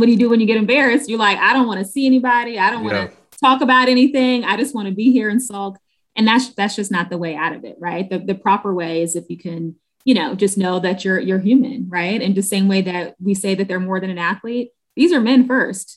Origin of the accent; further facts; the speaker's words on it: Washington, District of Columbia, United States; I'm from Southeast DC